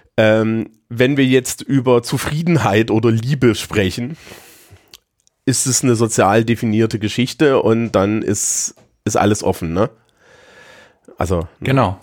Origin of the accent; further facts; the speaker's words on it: Thuringia, Germany; moved away as an adult; now in Bavaria, Germany; wenn ich in meiner Heimat in Thüringen bin